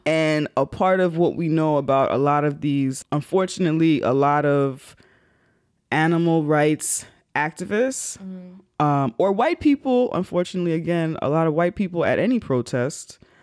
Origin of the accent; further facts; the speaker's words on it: New York, United States; I'm a New Yorker.